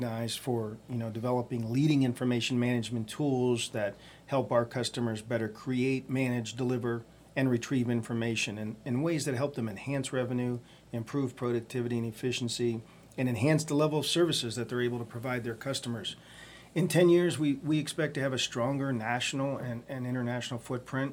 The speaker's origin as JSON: {"language": "English", "town": "Youngstown", "region": "Ohio", "country": "United States", "tie": "born or raised there", "said": "I was born and raised in Youngstown, Ohio"}